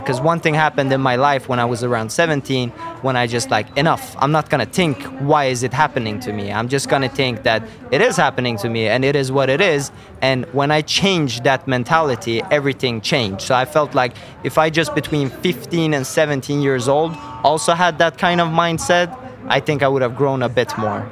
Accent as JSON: {"language": "English", "country": "Sweden", "tie": "born or raised there", "said": "I'm born and raised in, in Sweden"}